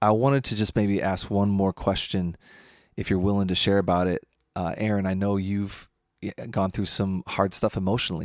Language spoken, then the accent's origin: English; United States; also born or lived in Madison; as a American in Madison in 2020